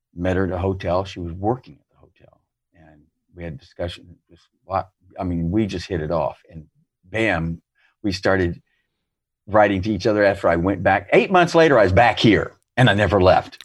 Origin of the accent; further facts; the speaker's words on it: United States; moved away; as an American